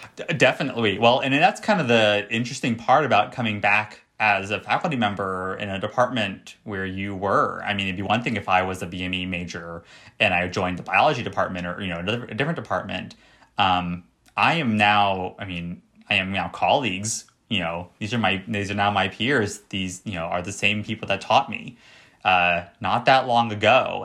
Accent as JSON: {"language": "English", "region": "Florida", "country": "United States", "tie": "born or raised there", "moved": "yes", "said": "I grew up in Florida"}